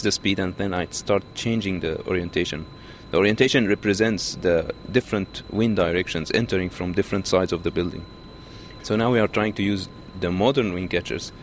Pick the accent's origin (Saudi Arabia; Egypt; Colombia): Egypt; now in Auckland, New Zealand; I'm from Egypt